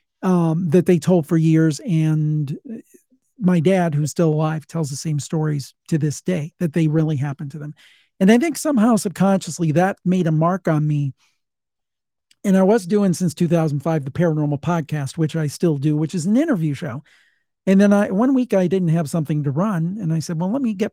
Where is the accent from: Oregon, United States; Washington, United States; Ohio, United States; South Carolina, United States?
Ohio, United States; I'm from Ohio